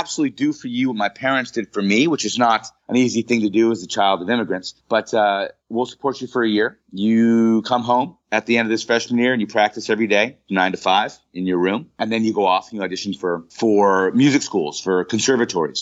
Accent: Pittsburgh, Pennsylvania, United States; moved away; I grew up in Pittsburgh, Pennsylvania

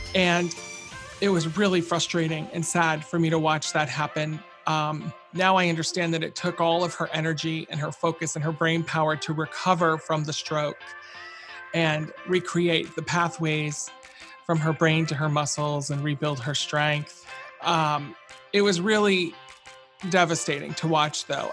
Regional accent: Round Lake, New York, United States; my hometown where she lived, Round Lake, New York

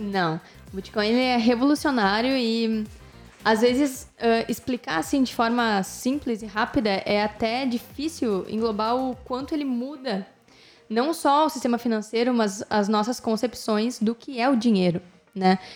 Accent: Porto Alegre, Rio Grande do Sul, Brazil; Nós somos de Porto Alegre, Rio Grande do Sul

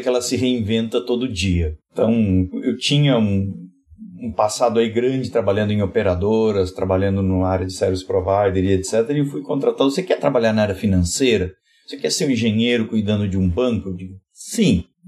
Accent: Rio Grande do Sul, Brazil; venho, lá do, venho do Rio Grande do Sul

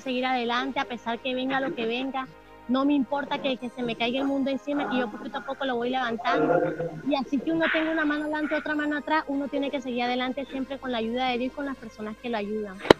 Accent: Valledupar, Cesar, Colombia; also born or lived in Líbano, Tolima; Yo nací en el Líbano, Tolima, eh, me crié un, aquí en Valledupar, Cesar, Colombia, y aquí he estado todo el tiempo

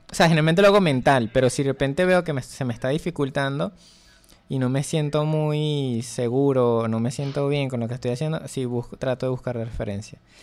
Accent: Venezuela; Soy un ilustrador venezolano

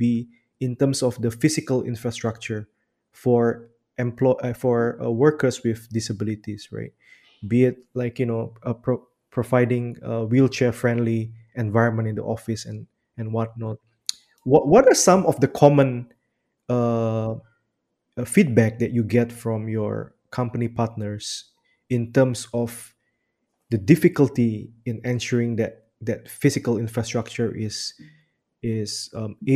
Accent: Bandar Lampung, Lampung, Indonesia; I'm from Bandar Lampung

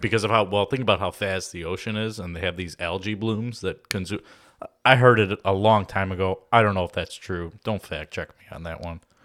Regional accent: Oak Lawn, Illinois, United States; I grew up in Oak Lawn

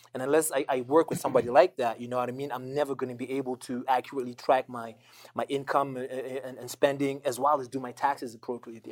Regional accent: Zimbabwe; moved away; also born or lived in Botswana / United States / Canada; I moved around a lot growing up. You know, I, I, I moved around. I was born and raised in Zimbabwe

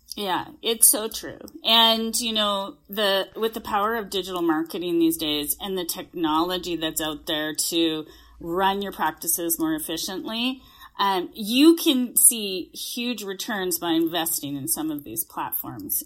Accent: Canada; I am a Canadian. I'm, I am sitting in a hotel room in Calgary right now, but yes, I'm a Canadian

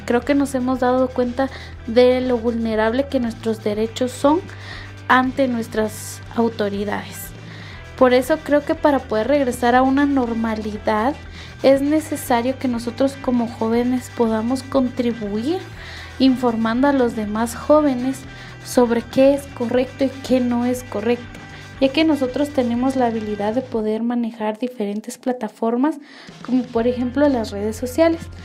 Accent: Quetzaltenango, Guatemala; soy de Guatemala, específicamente del departamento de Quetzaltenango

